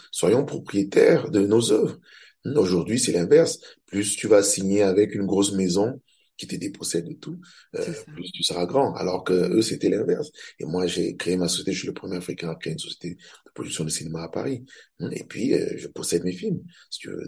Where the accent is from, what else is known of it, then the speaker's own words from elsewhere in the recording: Cameroon; Je suis camerounais, je suis réalisateur